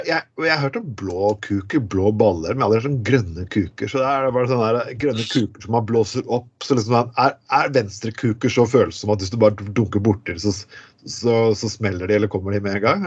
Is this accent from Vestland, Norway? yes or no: yes; Bergen, Vestland, Norway; accent: Bergen dialect; vi er bergenspodkast, folkens, men eh, du hører det på dialekten min.